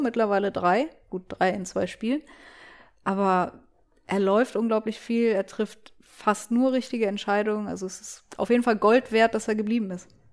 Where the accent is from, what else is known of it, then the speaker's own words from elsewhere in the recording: Cologne, North Rhine-Westphalia, Germany; als Kölnerin